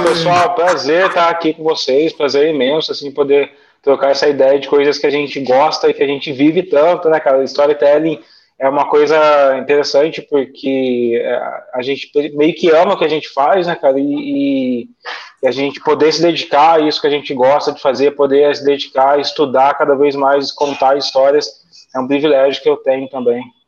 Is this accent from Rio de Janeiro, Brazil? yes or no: no; Guaratinguetá, São Paulo, Brazil; eu moro no interior, eu moro em Tiguetá, eu sou caipira, eu não pretendo sair daqui